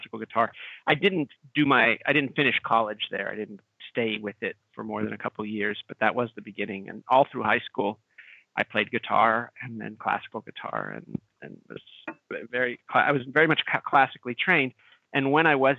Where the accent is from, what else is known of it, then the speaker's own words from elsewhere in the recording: Pittsburgh, Pennsylvania, United States; I was born in Pittsburgh, Pennsylvania